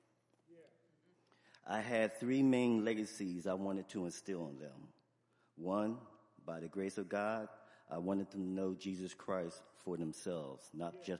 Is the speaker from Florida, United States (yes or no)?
no; Camden, New Jersey, United States; I'm from Camden